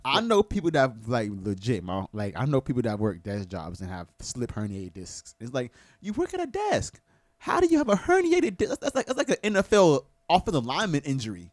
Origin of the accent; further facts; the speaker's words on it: Tampa, Florida, United States; also born or lived in West Palm Beach, Florida; born in West Palm Beach. I moved to Tampa when I was two. So I I was I'm from Tampa.